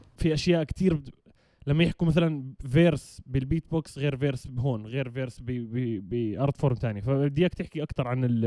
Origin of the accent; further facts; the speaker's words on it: Jordan; عندنا بالاردن